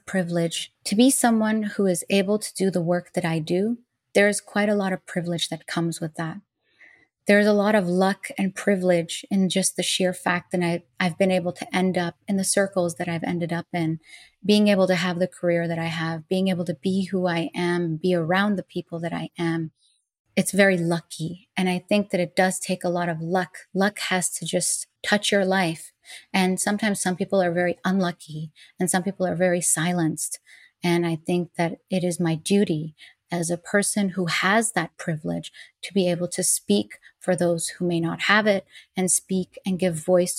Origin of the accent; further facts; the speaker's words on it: Dubai, United Arab Emirates; born there; I am an Iranian American. I was born in Dubai, United Arab Emirates. I was born after the revolution of 1979. My parents were not living in Iran when I was born, obviously.